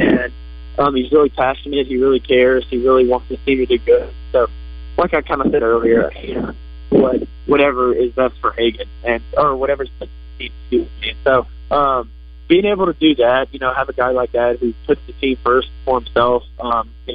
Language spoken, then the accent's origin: English; Louisiana, United States; moved away; growing up in Louisiana